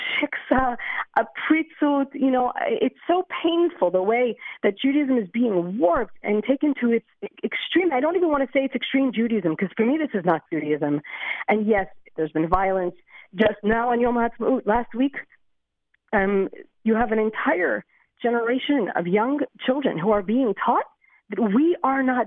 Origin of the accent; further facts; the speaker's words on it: Lakewood, New Jersey, United States; now in Beit Shemesh, Israel; I grew up in Lakewood, New Jersey